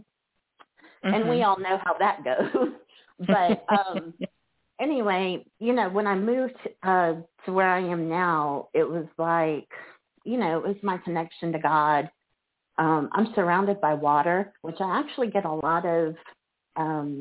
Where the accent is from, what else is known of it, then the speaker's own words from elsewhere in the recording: Pearland, Texas, United States; moved away as an adult; also born or lived in Metairie, Louisiana / Fairhope, Alabama; now in Pensacola, United States; I was born in the New Orleans area, Metairie, and then my family moved to Houston, or Pearland, better yet, which is just a suburb of Houston, when I was about 8. And so I lived there until I was in my late 20s